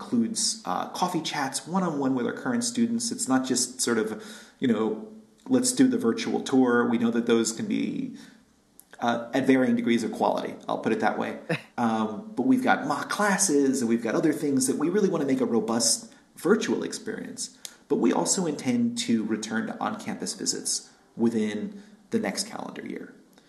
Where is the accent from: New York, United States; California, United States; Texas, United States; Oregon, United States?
New York, United States; now in Berkeley, United States; I'm born and raised in New York